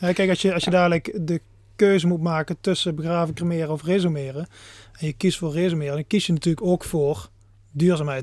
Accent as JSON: {"language": "Dutch", "country": "Netherlands", "said": "als Nederlanders"}